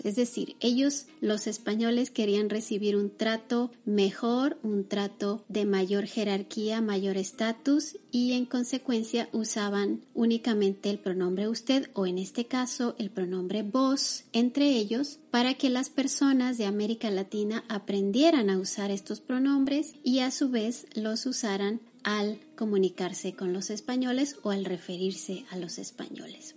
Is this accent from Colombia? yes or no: no; Mexico; en mi propio país